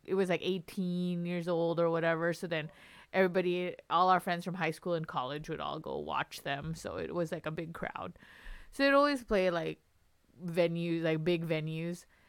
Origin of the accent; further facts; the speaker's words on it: Long Beach, California, United States; moved away; I grew up in California, in Long Beach